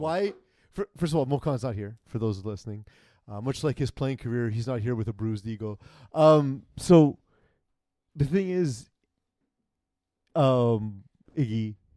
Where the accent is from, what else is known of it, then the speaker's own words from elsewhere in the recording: New York City, New York, United States; I'm from Brooklyn